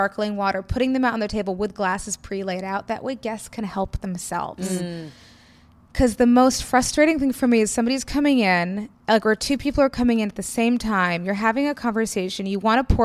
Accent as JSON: {"language": "English", "town": "New York City", "region": "New York", "country": "United States", "tie": "born or raised there", "said": "growing up in New York City society"}